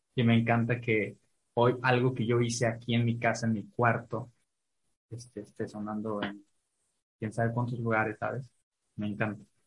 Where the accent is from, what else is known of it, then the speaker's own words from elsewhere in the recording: Ciudad Valles, San Luis Potosí, Mexico; yo soy de Valles